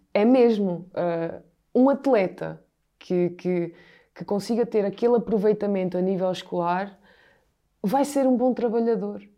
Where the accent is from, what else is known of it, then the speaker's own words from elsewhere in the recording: Portugal; moved away as an adult; also born or lived in United States; nós gostamos de ver enquanto portugueses, é futebol